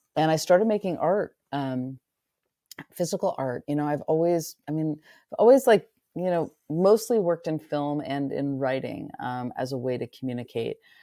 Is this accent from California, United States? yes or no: yes; near Muir Woods, Northern California, United States; moved away as an adult; I grew up in Northern California, right near Muir Woods